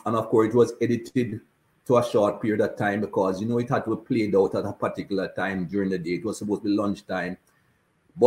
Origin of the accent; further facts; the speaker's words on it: Jamaica; now in Cayman Islands; As a black man growing up in Jamaica, we weren't taught anything good about black people or people of color